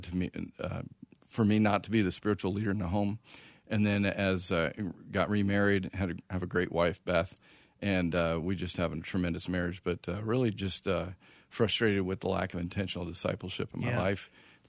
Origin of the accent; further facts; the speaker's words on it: Phoenix, Arizona, United States; I grew up here in Phoenix